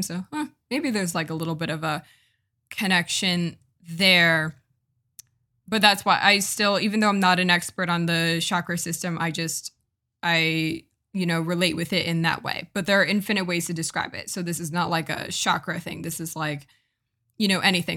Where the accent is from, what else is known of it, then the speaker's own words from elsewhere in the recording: United States; I'm from America and I'm from more of a I guess, not progressive, but, like, maybe more of a liberal versus conservative part of America